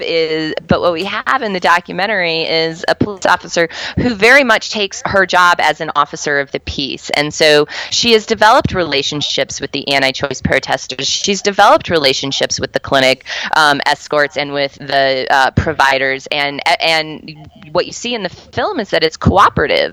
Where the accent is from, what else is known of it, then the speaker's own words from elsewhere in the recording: Colorado, United States; my home state of Colorado.